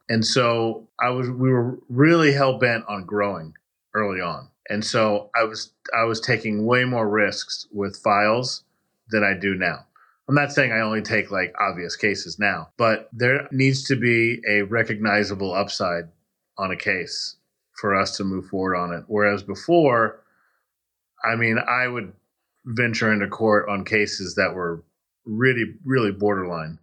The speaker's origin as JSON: {"language": "English", "region": "Texas", "country": "United States", "tie": "born or raised there", "also_born_or_lived": "Miami, Florida", "moved": "yes", "lives_now": "Spring Hill, United States", "said": "I grew up in Texas"}